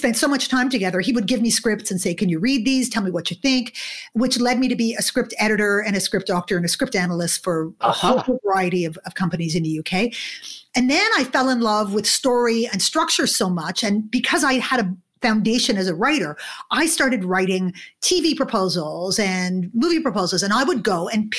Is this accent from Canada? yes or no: yes; Montreal, Quebec, Canada; moved away as an adult; also born or lived in London, United Kingdom; now in Toronto, Canada; I grew up in Montreal in Canada